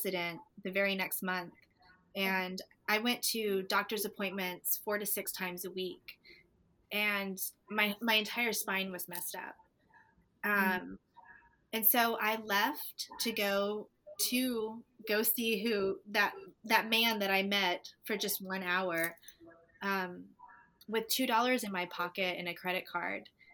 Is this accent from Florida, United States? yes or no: yes; Destin, Florida, United States; moved away as an adult; also born or lived in Atlanta, Georgia; I'm from Destin, Florida